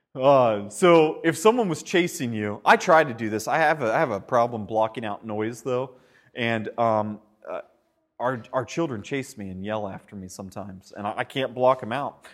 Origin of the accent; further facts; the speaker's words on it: United States; moved away; Back when we were in the States last year, we went back to my hometown